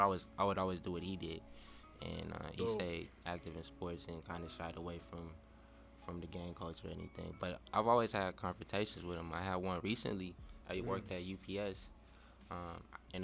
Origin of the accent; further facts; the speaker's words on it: Colorado, United States; now in California, United States; I'm from Colorado, but I stay down the street